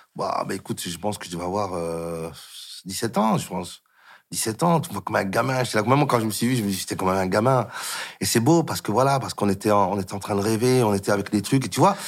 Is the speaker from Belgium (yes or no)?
yes; Molenbeek-Saint-Jean, Brussels-Capital Region, Belgium; Je suis un gars de Molenbeek qui, qui, qui, qui n'a jamais quitté Bruxelles